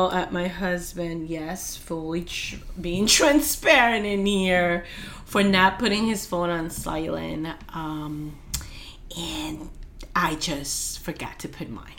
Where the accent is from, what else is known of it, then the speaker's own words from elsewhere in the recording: New York City, New York, United States; We're from Staten Island.